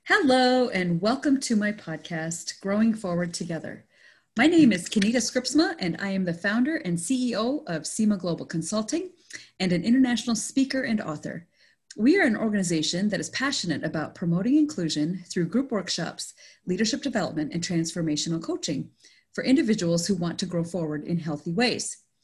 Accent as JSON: {"language": "English", "country": "Canada", "tie": "born or raised there", "moved": "yes", "lives_now": "United States", "said": "I grew up in Canada, but it was still with an Indian family."}